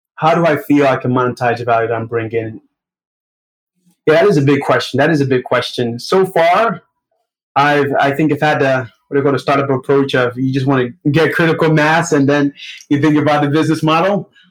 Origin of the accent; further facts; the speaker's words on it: New York City, New York, United States; accent: Brooklyn; also born or lived in Nigeria; I was born in Nigeria, but my family immigrated to United States when I was about seven years old, and since then, I've been living in Brooklyn